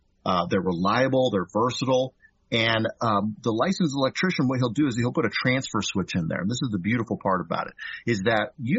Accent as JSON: {"language": "English", "region": "California", "country": "United States", "moved": "yes", "lives_now": "Kansas, United States", "said": "So I'm from California originally"}